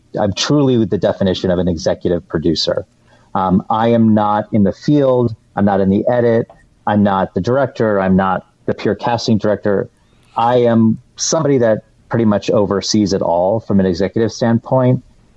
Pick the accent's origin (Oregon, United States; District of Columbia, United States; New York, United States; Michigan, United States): Michigan, United States; Detroit; moved away; I'm from the Metro Detroit area